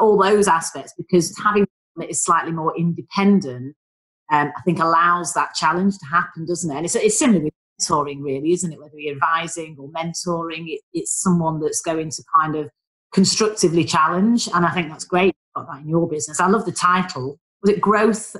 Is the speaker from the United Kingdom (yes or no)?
yes; Manchester, North West England, United Kingdom; accent: northern; moved away as an adult; now in London, United Kingdom; You can probably tell from my dulcet tones, I am a northerner, I'm a Mancunian